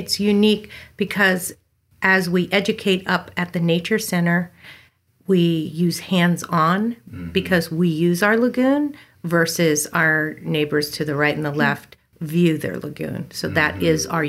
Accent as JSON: {"language": "English", "town": "Newark", "region": "Delaware", "country": "United States", "tie": "born or raised there", "also_born_or_lived": "Elkton, Maryland / Dover, Delaware", "moved": "as an adult", "lives_now": "California, United States", "said": "I grew up in Newark, Delaware, and then moved my formative years down to Dover and then up to the U of D for college."}